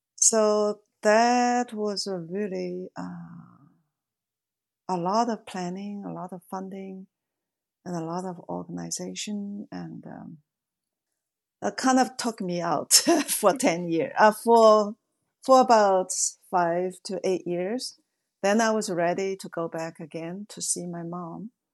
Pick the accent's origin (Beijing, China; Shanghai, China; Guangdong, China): Shanghai, China; moved away; I was born in Shanghai